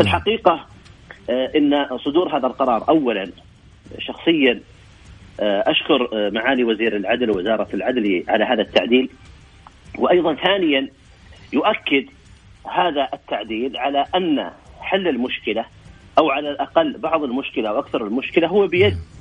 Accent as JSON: {"language": "Arabic", "country": "Saudi Arabia", "said": "عندنا في السعوديه"}